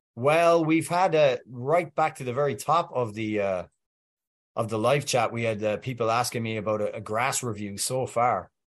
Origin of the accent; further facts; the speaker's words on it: Welsh, Wales, United Kingdom; I'm Welsh